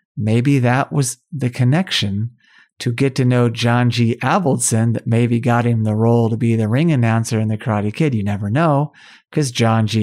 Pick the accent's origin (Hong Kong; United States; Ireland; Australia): United States; Tulsa, Oklahoma; The Outsiders was filmed in my hometown of Tulsa, Oklahoma